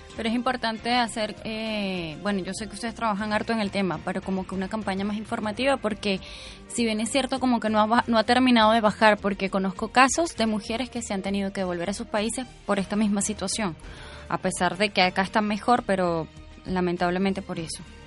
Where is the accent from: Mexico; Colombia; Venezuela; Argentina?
Venezuela; now in Chile; yo soy venezolana, chilena, pero me crié en Venezuela